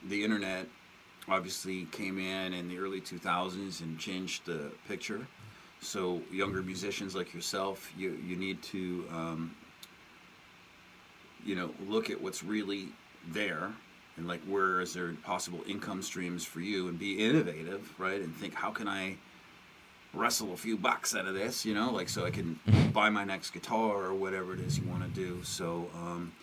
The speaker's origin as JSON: {"language": "English", "country": "Canada", "said": "I'm from Canada"}